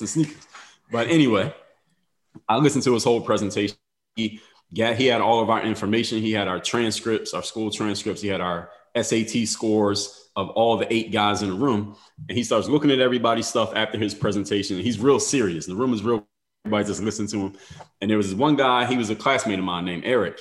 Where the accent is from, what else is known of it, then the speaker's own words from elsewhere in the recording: Philadelphia, Pennsylvania, United States; moved away as an adult; now in South Florida, United States; Now I'm from Philadelphia